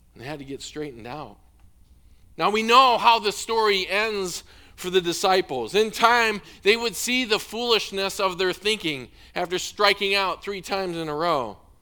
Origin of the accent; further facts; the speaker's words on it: Illinois, United States; moved away; I grew up in Illinois